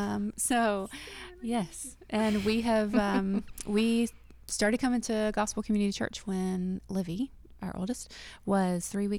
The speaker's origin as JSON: {"language": "English", "area": "near Lake Oconee", "region": "Georgia", "country": "United States", "tie": "born or raised there", "also_born_or_lived": "Dahlonega, Georgia", "lives_now": "Fayetteville, United States", "said": "I am from Georgia. I grew up on sweet tea and about 2 hours east of here near Lake Oconee. So my parents still live there, and small town girl kind of person."}